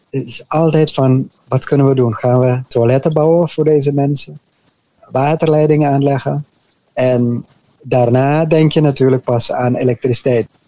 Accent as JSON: {"language": "Dutch", "town": "Arnhem", "region": "Gelderland", "country": "Netherlands", "tie": "born there", "also_born_or_lived": "French Guiana", "said": "Ja, ik ben geboren in Arnhem, Nederland. En toen ik drie maanden oud was, toen gingen mijn ouders voor het eerst de zending in. Eerst naar Frans-Guyana. Daar hebben we een jaar gewoond."}